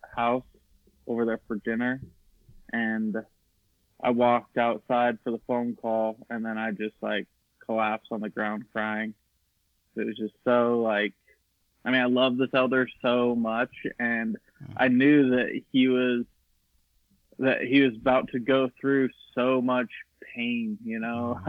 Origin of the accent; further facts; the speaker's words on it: Eagle, Idaho, United States; growing up in Idaho